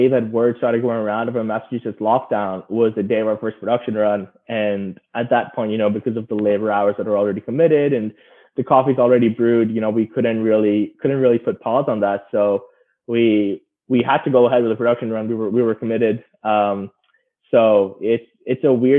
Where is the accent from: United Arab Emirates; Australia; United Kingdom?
United Arab Emirates; Dubai; moved away; I was born and raised in Dubai.